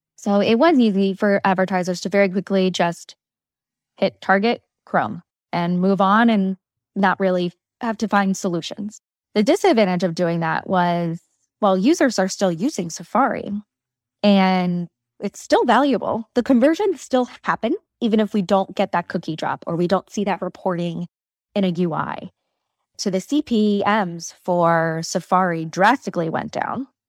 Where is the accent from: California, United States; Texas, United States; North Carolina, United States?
North Carolina, United States; moved away as an adult; now in New York City, United States; I grew up in North Carolina.